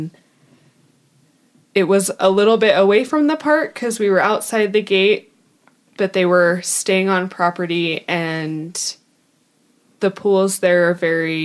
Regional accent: Southern California, United States; moved away; also born or lived in Utah; I am from Southern California, so I grew up going to the parks regularly.

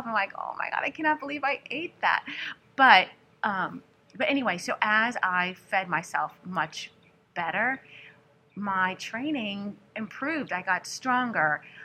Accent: New Orleans, Louisiana, United States; I'm from New Orleans

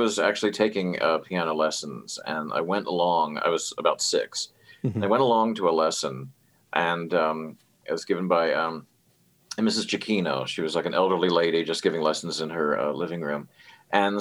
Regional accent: Hampstead, Maryland, United States; I grew up in it's called Hampstead, Maryland. It's kind of a suburb of Baltimore, and it's out in the country

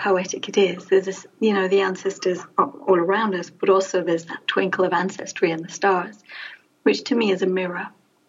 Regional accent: London, United Kingdom; now in England; because I'm a Londoner. All my ancestry for the last 200 or 300 years comes from London.

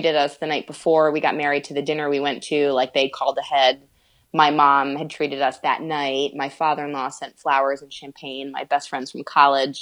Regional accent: Northeast, United States; grew up obviously in the Northeast

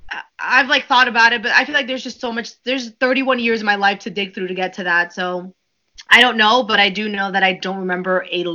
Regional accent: New York, United States; also born or lived in Dominican Republic; I was born in New York. I moved to the Dominican Republic when I was probably about 2 months old. I know that I came to the U.S. before I turned 7

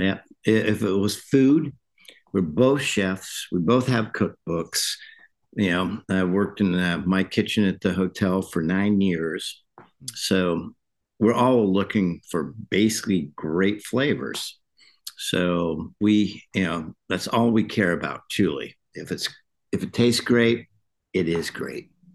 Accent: California, United States; now in Kentucky, United States; I was born in California

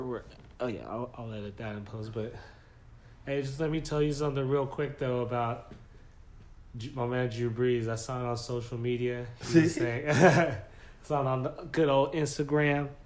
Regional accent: Los Angeles, California, United States; We're from Los Angeles.

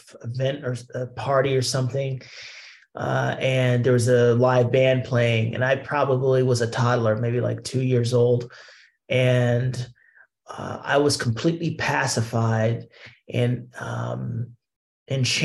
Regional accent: Columbus, Ohio, United States; moved away as an adult; also born or lived in Brooklyn, New York; now in New York, United States; I'm a Midwesterner from Columbus, Ohio, born and raised, moved to New York in 2003 and been here ever since

